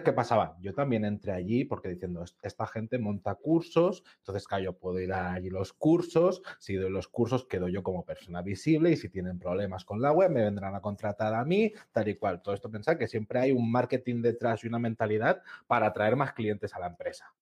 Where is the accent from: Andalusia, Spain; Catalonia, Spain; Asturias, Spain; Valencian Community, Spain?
Catalonia, Spain; tú y yo que somos catalanes